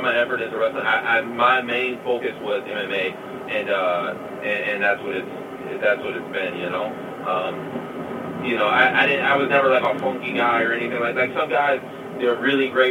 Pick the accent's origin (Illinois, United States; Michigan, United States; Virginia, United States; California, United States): Michigan, United States; Detroit; I was from Detroit